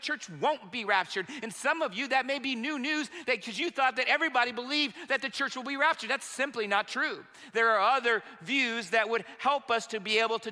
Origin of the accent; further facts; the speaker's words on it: Marion, Indiana, United States; I was disconnected from my home church and my hometown of Marion, Indiana.